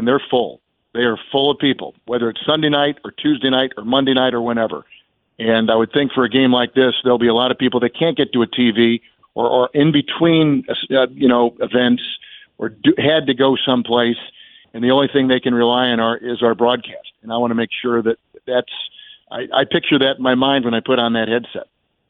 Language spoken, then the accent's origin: English; Midwest, United States; Well, it's been pretty natural, to be quite honest, Richard, because of we're both from the Midwest.